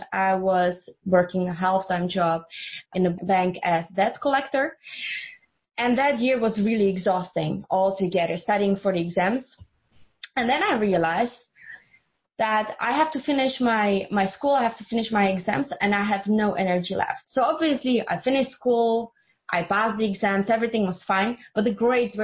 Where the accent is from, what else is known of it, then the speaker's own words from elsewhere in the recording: Czechia; English is a second language; moved away; I'm from Czech Republic, so that's where I grew up.